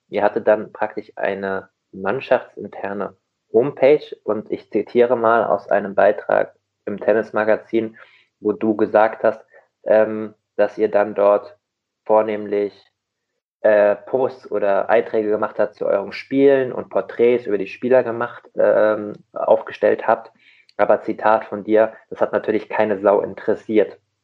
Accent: Rheingau, Hesse, Germany; ich komme aus dem Rheingau in Hessen

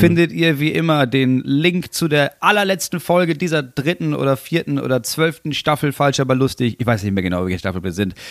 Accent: Germany; als Deutscher

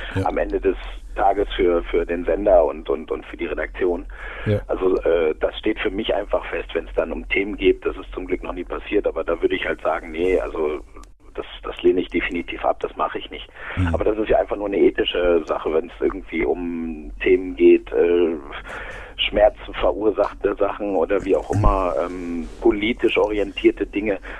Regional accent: Aurich, Lower Saxony, Germany; now in Munich, Germany; ich bin ja aus, aus Norddeutschland, ich bin aus Friese, also eigentlich ein Küstenkind.

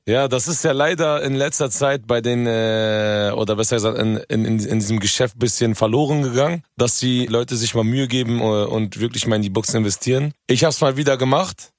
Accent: Hanover, Lower Saxony, Germany; ich komme ja ursprünglich aus Hannover.

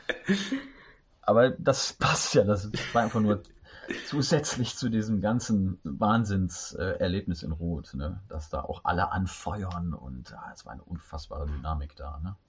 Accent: Düsseldorf, North Rhine-Westphalia, Germany; now in Cologne, Germany; gebürtiger Düsseldorfer

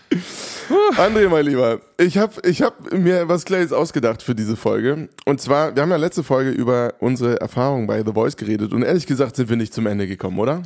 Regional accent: Hofheim, Germany; in Hofheim, meiner, meiner Heimatstadt

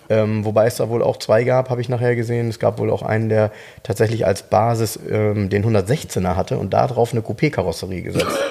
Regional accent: Soltau, Lower Saxony, Germany; in Soltau, äh, jetzt kommt wieder meine Heimat

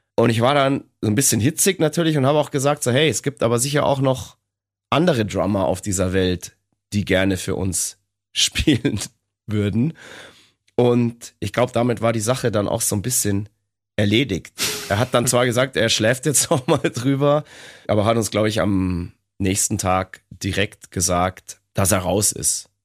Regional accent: Bavaria, Germany; bei uns in Bayern.

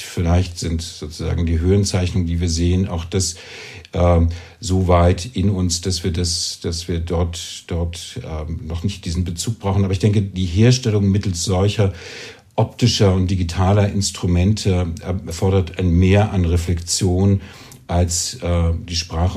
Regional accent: East Germany, Germany; now in Zürich, Switzerland; ich bin in, eben aufgewachsen in Ostdeutschland.

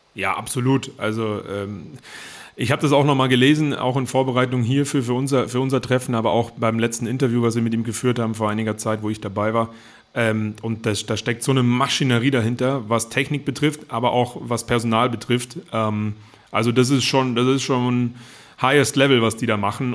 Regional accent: Germany; bei uns in Deutschland

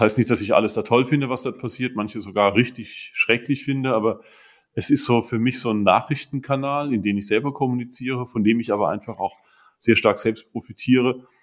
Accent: Hunsrück, Rhineland-Palatinate, Germany; bei uns im Hunsrück

